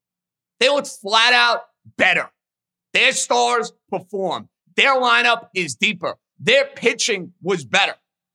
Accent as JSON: {"language": "English", "town": "New York City", "region": "New York", "country": "United States", "tie": "born or raised there", "said": "My hometown of Staten Island was ravaged with the amount of people who ended up losing their lives."}